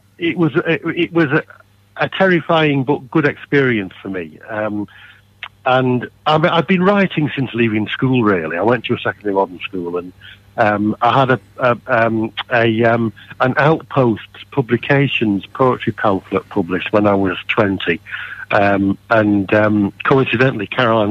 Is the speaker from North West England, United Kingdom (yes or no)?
yes; Manchester, North West England, United Kingdom; moved away as an adult; now in Halifax, United Kingdom; Born and bred in Manchester.